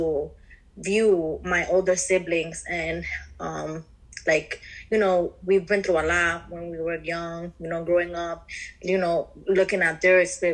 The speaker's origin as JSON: {"language": "English", "town": "New York City", "region": "New York", "country": "United States", "tie": "born or raised there", "said": "I grew up in the Bronx, New York."}